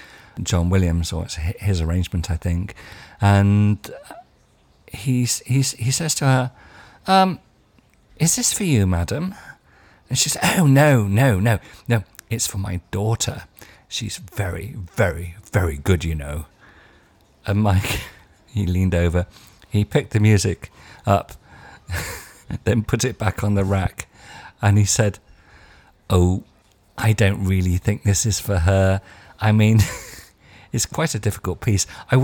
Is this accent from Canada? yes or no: no; United Kingdom; one of my problems with being British